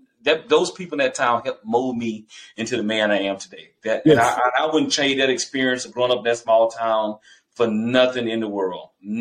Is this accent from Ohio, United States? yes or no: no; Tallulah, Louisiana, United States; And I love growing up in Tallulah, man. I tell everybody, I'm not a big city boy, and that small town gave me everything I need to be successful.